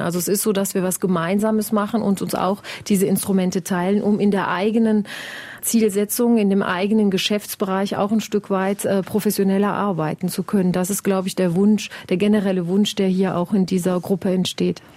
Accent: Wallonia, Belgium; hier bei uns in Ostbelgien

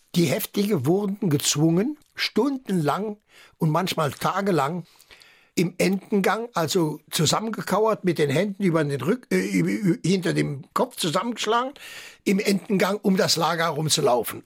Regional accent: Saarland, Germany; first language French; also born or lived in Agen, France / Saarbrücken; ich bin Saarländer, ich bin Deutscher

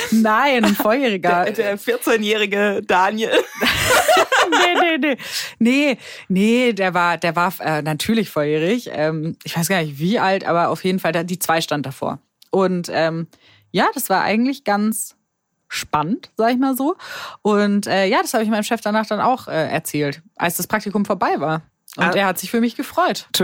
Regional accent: Rhineland-Palatinate, Germany; accent: Pfälzisch; Ja, ich komme ja aus der Pfalz.

